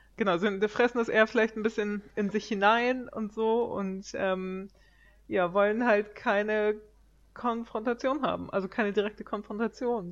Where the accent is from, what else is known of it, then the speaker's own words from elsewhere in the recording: Germany; now in Sweden; als Deutscher